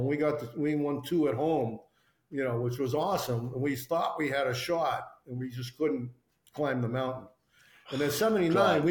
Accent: Toronto, Ontario, Canada; moved away as an adult; also born or lived in New York / Boston; I grew up in Toronto

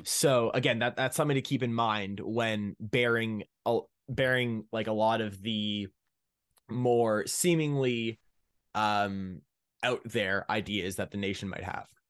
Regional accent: Ottawa, Ontario, Canada; I'm from Ottawa, Ontario, Canada.

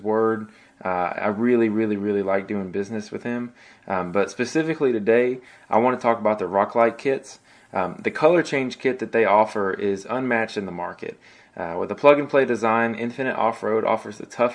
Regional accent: Tennessee, United States; I'm from Tennessee

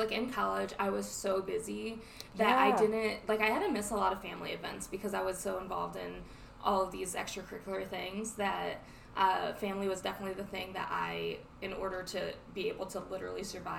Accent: Ohio, United States; we're from Ohio

